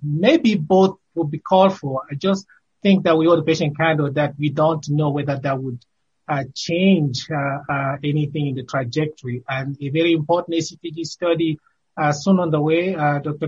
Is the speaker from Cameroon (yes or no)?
yes; Cameroon; moved away; my home country of Cameroon